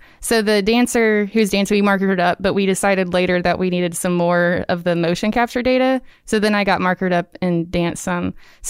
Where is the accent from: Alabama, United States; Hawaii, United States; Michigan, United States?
Alabama, United States; Birmingham; now in Auburn, United States; I'm from Birmingham.